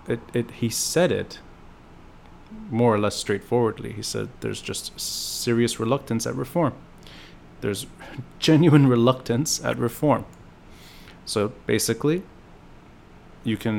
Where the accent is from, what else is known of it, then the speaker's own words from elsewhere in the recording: Beirut, Beirut Governorate, Lebanon; as an adolescent growing up in Beirut